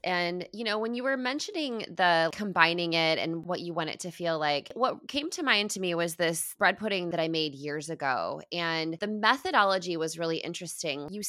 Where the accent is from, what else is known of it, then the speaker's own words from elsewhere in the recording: Midwest, United States; I grew up in the Midwest. My dad grew up on a farm. My dad is farming corn currently right now.